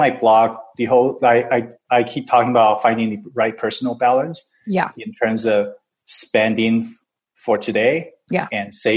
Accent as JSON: {"language": "English", "country": "Taiwan", "moved": "yes", "lives_now": "Vancouver, Canada", "said": "I'm from Taiwan originally"}